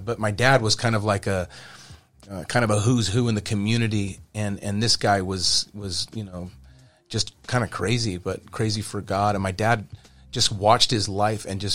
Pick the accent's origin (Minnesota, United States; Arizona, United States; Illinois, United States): Arizona, United States; Kingman; moved away; I was born in Kingman, Arizona